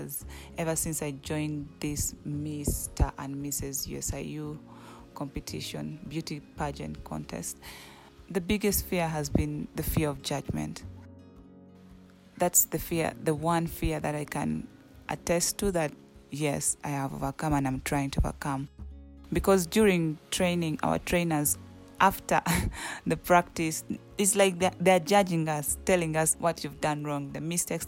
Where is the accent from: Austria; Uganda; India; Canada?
Uganda; moved away as an adult; now in Kenya; I'm from Uganda